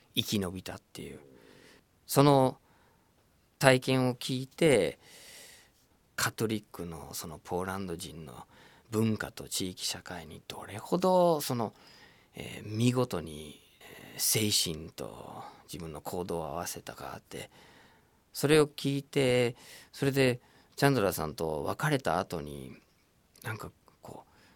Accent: United States; first language English; Japanese is a second language; moved away as an adult; now in Japan; シカゴっていうアメリカの街僕のふるさとに近いところで

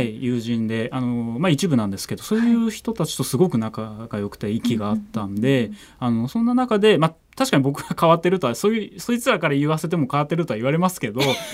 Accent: Matsuyama, Ehime, Japan; moved away; 僕海の町であの生まれは違うんですけど育ちが海の町でして

